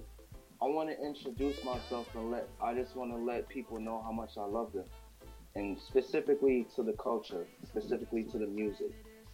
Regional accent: New York City, New York, United States; my hometown, Crown Heights, Brooklyn, New York. That's where I grew up at. You know what I mean? As they would say, a foreign youth.

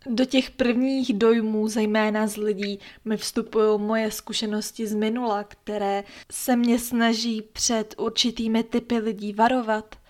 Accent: Czechia; u nás v Čechách

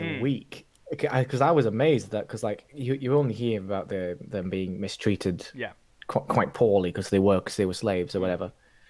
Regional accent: England, United Kingdom; accent: northern; Whenever I do get a bit drunk, it does sort of come out a bit more, my northern accent or whatever.

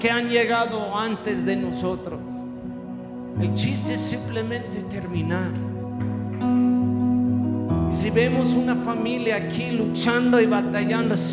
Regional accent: Mexico; muchos me dijeron no en inglés, me molestó eso, yo pienso que soy tan mexicano, pero vieron mis piernas en el video

